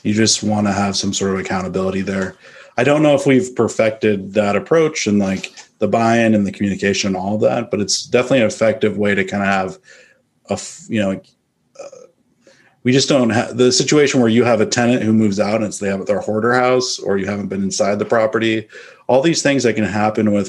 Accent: Northern California, United States; moved away as an adult; now in Austin, United States; I'm from Northern California. I moved to Austin in 2015 to invest in real estate

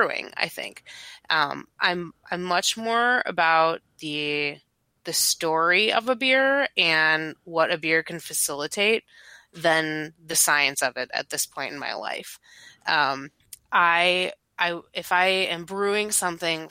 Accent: Chicago, Illinois, United States; moved away; also born or lived in Milwaukee area, Wisconsin; I grew up in Chicago, and then I moved to Milwaukee area

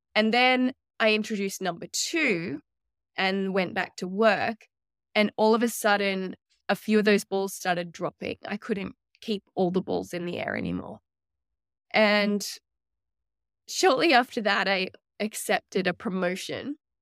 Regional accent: Australia; also born or lived in New York; now in Sunshine Coast, Australia; I'm from Australia, but I had no family on the Sunshine Coast

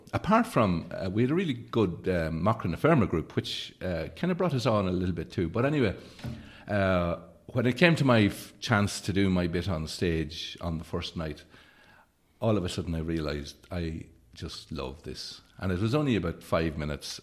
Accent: Leitrim, Ireland; also born or lived in Carrigallen; growing up in Leitrim

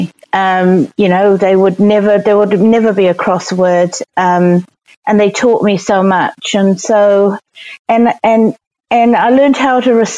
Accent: Singapore; now in New Zealand; growing up in Singapore was pretty magical

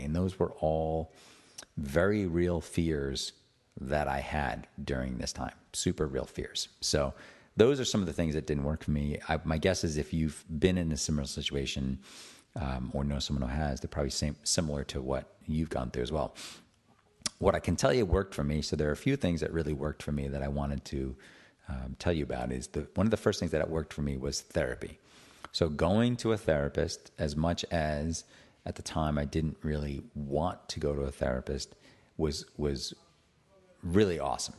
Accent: Attleboro, Massachusetts, United States; I grew up in Attleboro, Massachusetts

